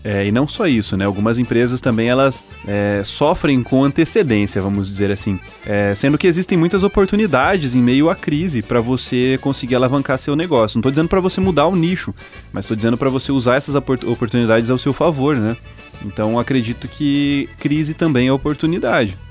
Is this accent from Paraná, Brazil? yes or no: yes; Cianorte, Paraná, Brazil; Eu sou de Cianorte